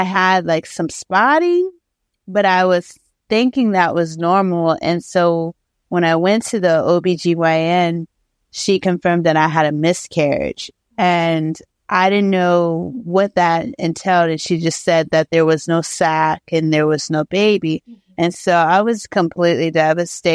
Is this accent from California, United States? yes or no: no; Ohio, United States; moved away; I'm from Ohio